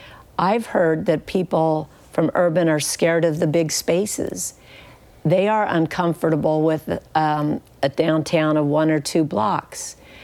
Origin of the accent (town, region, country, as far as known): Kansas, United States